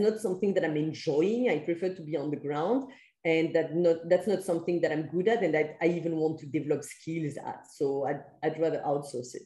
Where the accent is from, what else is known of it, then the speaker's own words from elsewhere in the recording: France; moved away; I'm from France where we have like uh, permanent contracts and things like